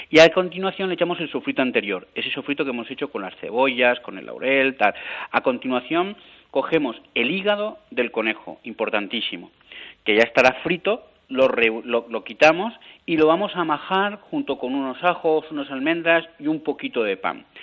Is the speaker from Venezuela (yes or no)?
no; Xàtiva, Valencian Community, Spain; yo soy de Játiva